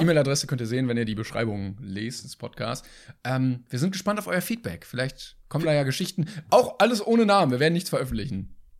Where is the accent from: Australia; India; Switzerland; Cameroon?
Australia; Sydney, New South Wales; German is a second language; ich bin in Sydney geboren und aufgewachsen, ich bin tatsächlich Australierin, ich bin keine Deutsche